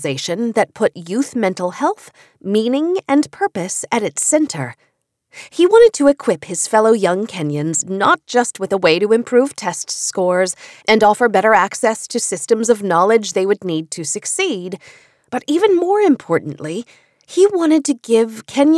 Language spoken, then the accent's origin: English; Idaho, United States; born or raised there